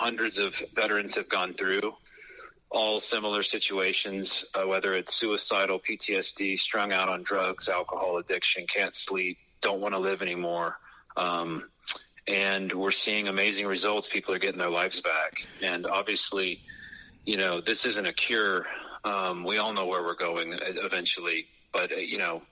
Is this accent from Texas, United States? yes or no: yes; West Texas, United States; when I was a kid, I grew up in West Texas